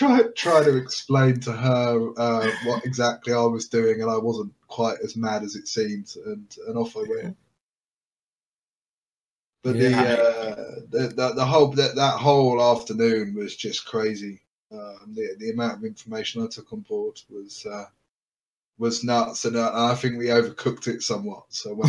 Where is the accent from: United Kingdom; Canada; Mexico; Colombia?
United Kingdom; I'm obviously very British, so you know, I sound like I'm Australian, I imagine